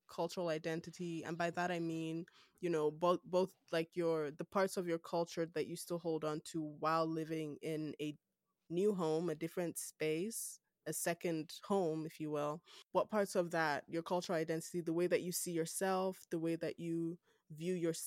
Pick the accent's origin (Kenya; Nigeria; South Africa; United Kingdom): Nigeria; accent: Nigerian; now in Canada; I'm Nigerian. I still have my Nigerian accent.